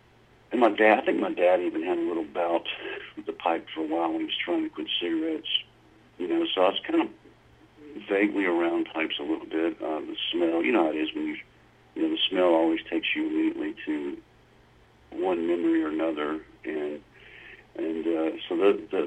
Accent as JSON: {"language": "English", "town": "Louisville", "region": "Mississippi", "country": "United States", "tie": "born or raised there", "also_born_or_lived": "Illinois / Meridian, Mississippi / Nashville", "said": "I grew up in Mississippi"}